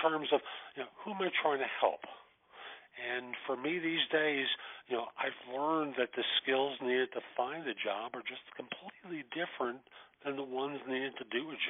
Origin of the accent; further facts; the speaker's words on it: New York, United States; I grew up in New York in the Bronx